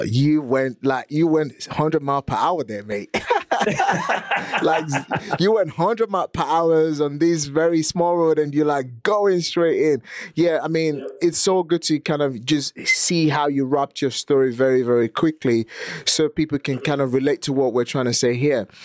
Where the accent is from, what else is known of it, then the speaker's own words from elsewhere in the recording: Nigeria; also born or lived in England; now in United Kingdom; I was born and raised in Nigeria